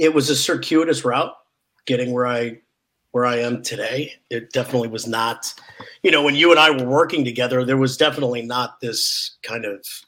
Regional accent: Oregon, United States; moved away; I grew up in Oregon

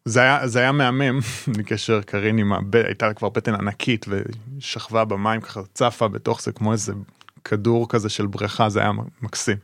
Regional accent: Israel; גדלתי במושב

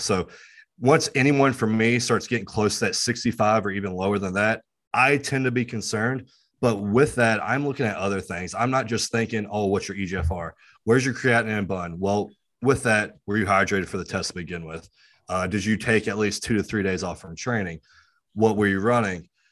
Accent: West Virginia and Virginia, United States; I'm from West Virginia and Virginia

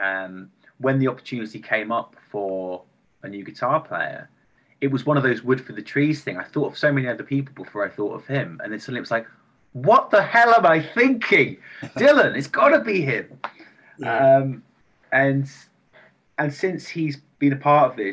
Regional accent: Bristol, South West England, United Kingdom; also born or lived in London; now in Liverpool, United Kingdom; I'm from Bristol, and then I lived in London

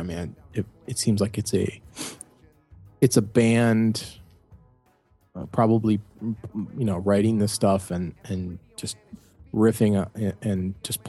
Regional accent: Cleveland, Ohio, United States; I'm a kid from Cleveland

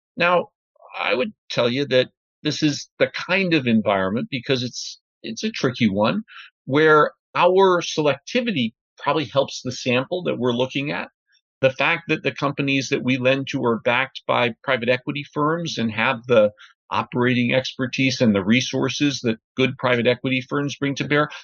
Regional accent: New Rochelle, New York, United States; I grew up just north of New York City in a suburb called New Rochelle

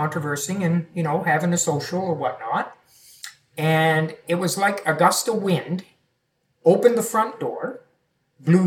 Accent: Yarmouth County, Nova Scotia, Canada; So I'm originally from Nova Scotia, mm-hmm. Yarmouth County.

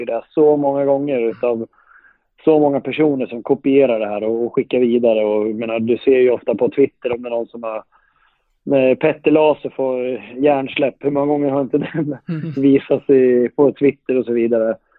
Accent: Guldsmedshyttan, Örebro County, Sweden; now in Leksand, Sweden; jag kommer ju från Guldsmedshyttan från början.

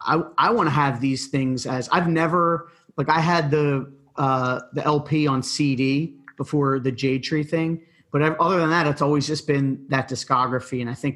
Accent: Philadelphia, Pennsylvania, United States; being from Philly area

